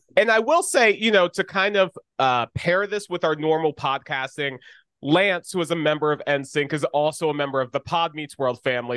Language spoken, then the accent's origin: English; Orlando, Florida, United States; Speaking from Orlando